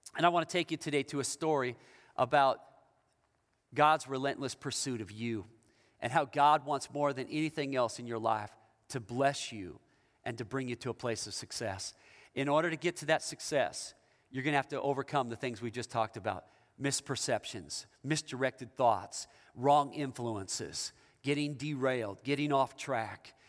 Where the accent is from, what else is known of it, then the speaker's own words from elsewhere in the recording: Issaquah, Washington, United States; I'm from the Seattle area. I'm from Issaquah, but that's the east side of Seattle.